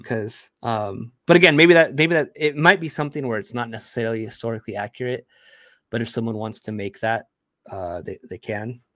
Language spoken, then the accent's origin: English; United States; being an American-born, um, Latino a Hispanic individual